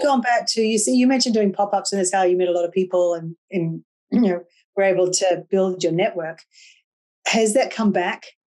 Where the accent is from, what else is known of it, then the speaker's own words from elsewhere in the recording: Australia; I'm Australian, and I was brought up drinking tea.